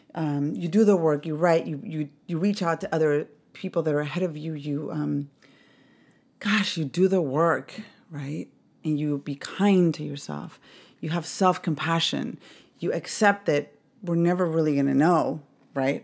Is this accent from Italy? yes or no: no; Mexico City, Mexico; I grew up in Mexico City